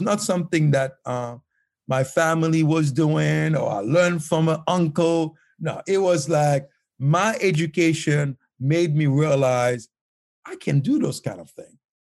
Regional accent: Haiti; moved away as an adult; now in United States; life was very tough growing up in Haiti.

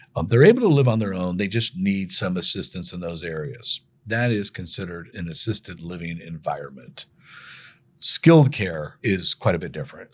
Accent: Sangamon County, Illinois, United States; moved away as an adult; also born or lived in Saint Louis, Missouri; go back to my hometown and work that summer for the prosecutor's office in Sangamon County, Illinois

